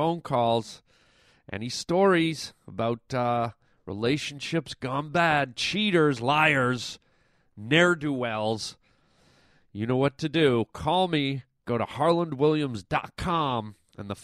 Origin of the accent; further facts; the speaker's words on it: Canada; growing up in Canada